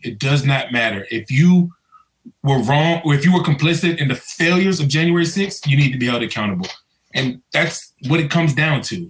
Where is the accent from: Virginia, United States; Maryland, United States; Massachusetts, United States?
Maryland, United States; Prince George's County; I grew up in Prince George's County.